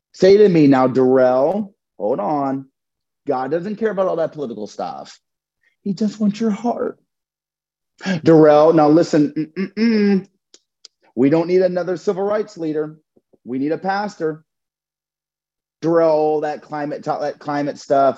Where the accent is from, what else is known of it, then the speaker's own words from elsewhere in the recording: Durham, North Carolina, United States; my hometown in Durham